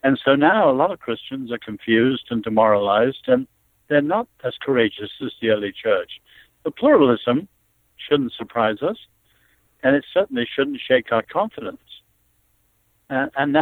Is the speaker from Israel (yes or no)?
no; China; moved away; I was born in China